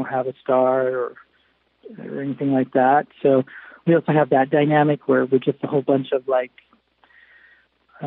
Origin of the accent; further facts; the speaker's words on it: Los Angeles, California, United States; I grew up in LA, and I was a professional actor for over 15 years.